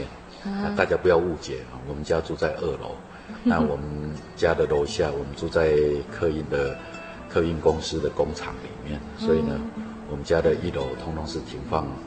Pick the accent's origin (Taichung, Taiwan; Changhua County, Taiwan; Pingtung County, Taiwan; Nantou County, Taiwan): Pingtung County, Taiwan; moved away; also born or lived in Taipei / Japan; 我是屏东的小孩。哎，我们家族就在这个屏东这个地方住下来。那也因为我祖父他们来到屏东这个地方